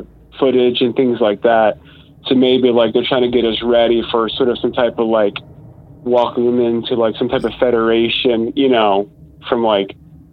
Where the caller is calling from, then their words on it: Buffalo, New York, United States; I'm calling from Buffalo, New York.